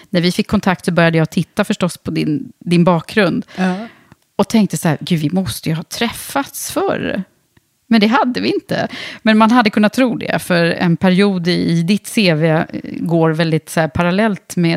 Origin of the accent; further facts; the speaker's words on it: Gothenburg, Västra Götaland, Sweden; Ja, jag är född och uppvuxen i Göteborg.